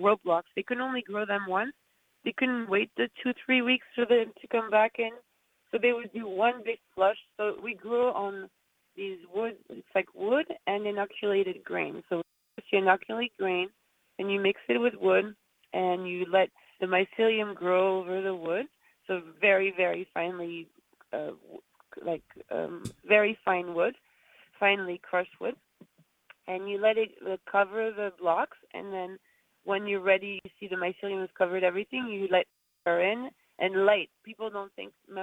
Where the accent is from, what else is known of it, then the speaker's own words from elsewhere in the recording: Corsica, France; moved away; We grew up in Corsica, and my dad had a farm-to-table and restaurant